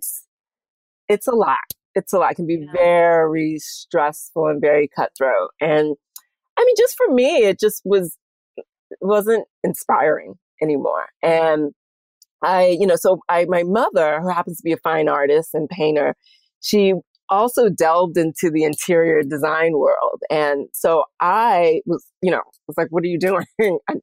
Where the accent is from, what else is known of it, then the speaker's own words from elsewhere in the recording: St. Louis, Missouri, United States; moved away as an adult; also born or lived in Houston, Texas / Rhode Island; now in New York, United States; I was born in Houston and I was raised in St. Louis. So I'm a Southern Midwestern girl